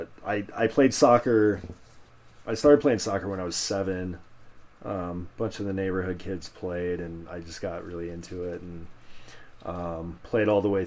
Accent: Aurora, Colorado, United States; also born or lived in Centennial, Colorado; I grew up in Aurora

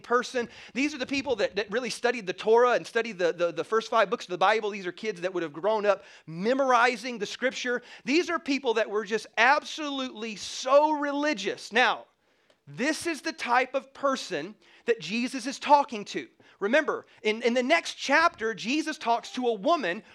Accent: South Carolina, United States; growing up in the South, in South Carolina, there's more Baptists than Christians

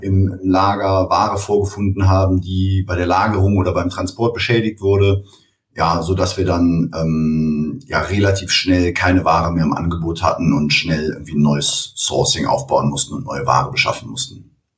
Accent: Cologne, North Rhine-Westphalia, Germany; Ich komme aus Köln. Ich habe hier studiert und ähm, ja, bin auch hier geblieben.

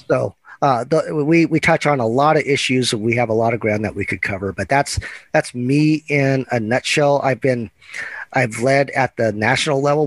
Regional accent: Eugene, Oregon, United States; I'm a Oregon native, grew up in Eugene

